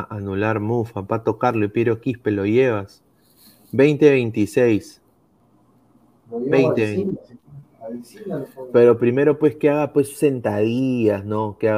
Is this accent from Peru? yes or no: yes; Peru; Bueno, como peruano no podría darme por perdido